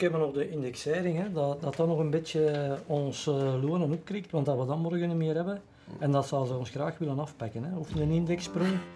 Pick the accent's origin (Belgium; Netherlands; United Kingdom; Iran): Belgium; Mechelen, Flanders; Ik ben zelf van Mechelen, of in de buurt van Mechelen.